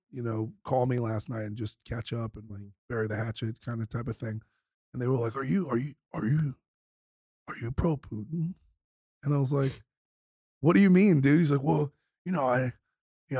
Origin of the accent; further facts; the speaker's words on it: New York City, New York, United States; I grew up in South Brooklyn